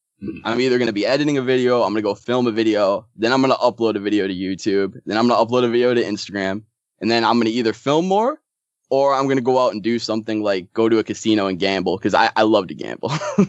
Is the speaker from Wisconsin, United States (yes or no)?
yes; Germantown, Wisconsin, United States; I grew up in Germantown, Wisconsin, which is just so boring.